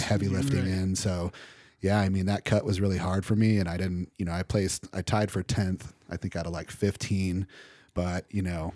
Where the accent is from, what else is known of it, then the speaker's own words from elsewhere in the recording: Odessa, Texas, United States; moved away; I grew up in West Texas, Odessa